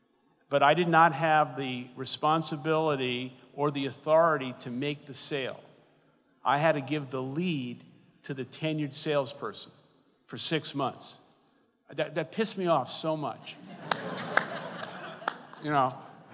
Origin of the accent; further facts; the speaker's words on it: New York City, New York, United States; I grew up in Brooklyn, New York, in public housing known as the Projects